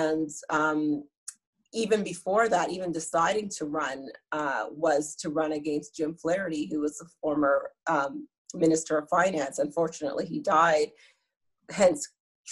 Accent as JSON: {"language": "English", "country": "Grenada", "moved": "yes", "lives_now": "Canada", "said": "I'm from Grenada."}